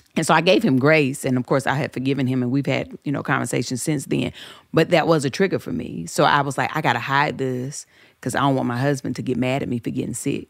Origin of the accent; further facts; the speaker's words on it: the South, United States; I grew up in the South.